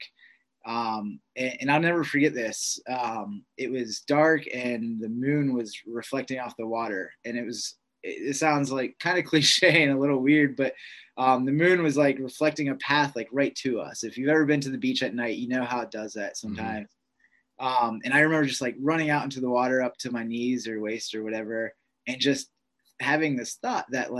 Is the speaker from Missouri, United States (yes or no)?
no; Pittsburgh, Pennsylvania, United States; moved away as an adult; growing up in Pittsburgh